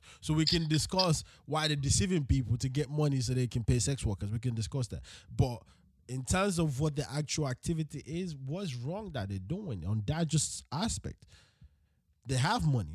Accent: Nigeria; as a Nigerian, which country is in Africa

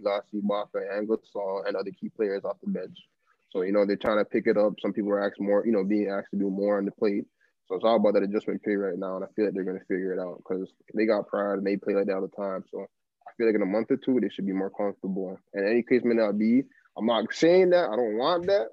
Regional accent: Toronto, Ontario, Canada; I'm from Toronto

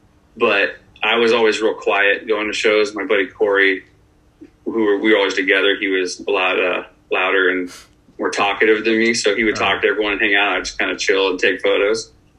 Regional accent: Newbury Park, California, United States; now in Woodland Hills, United States; So I live in Woodland Hills now, Fernando Valley. I was actually born out here. And then my parents moved us out to Thousand Oaks when I was like seven or eight. So I grew up in Newbury Park outside of Thousand Oaks

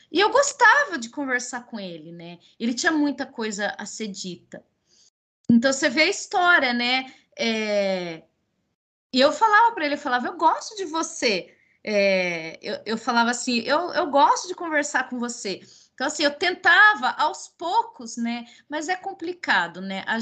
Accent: Paraná, Brazil; sou paranaense. Mas a minha mãe é mineira.

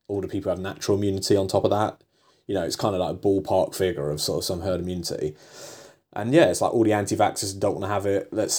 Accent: England, United Kingdom; I'm English, so I if people tell me to do something, I do it

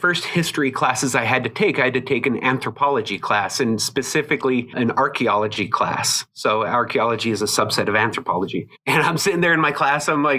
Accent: Utah, United States; born there; I was born on Hill Air Force Base, and a lot of my family is from here in Utah.

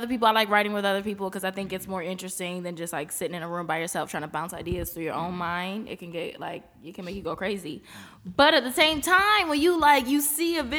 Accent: East Coast, United States; We're all from the East Coast

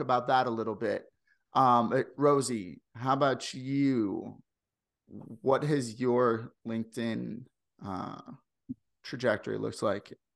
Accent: St. Louis, Missouri, United States; accent: Midwestern; now in Canada; I come from Saint Louis. I come from, like, the, the, the, like, line between th, the southern United States and, and the rest of the country

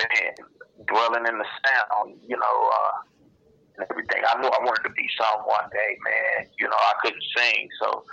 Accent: Compton, California, United States; Compton, California, man. Born and raised

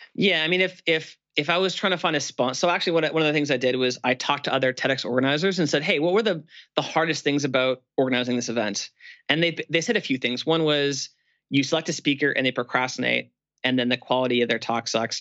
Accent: Canada; I'm Canadian and it's cold in Canada for Christmas

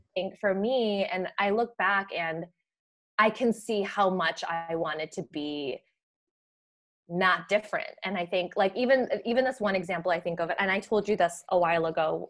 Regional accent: Naperville, Illinois, United States; moved away as an adult; also born or lived in Minnesota; you've heard of Naperville, which is where we grew up

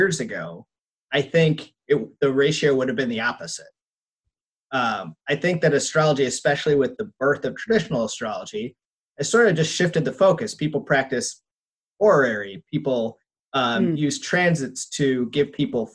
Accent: Minneapolis, Minnesota, United States; My hometown, that's my neighborhood on fire

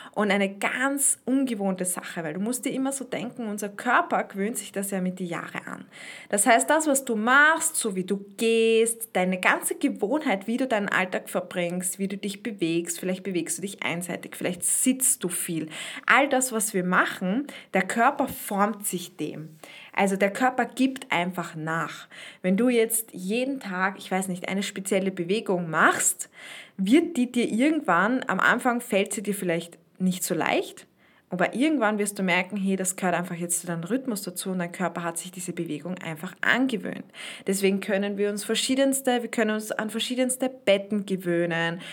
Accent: Austria; so eine Spreizhose, heißt das bei uns in Österreich

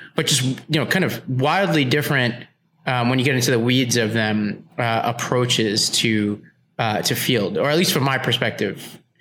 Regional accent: New York City, New York, United States; moved away; I grew up in Staten Island, New York around mostly Trump supporters too.

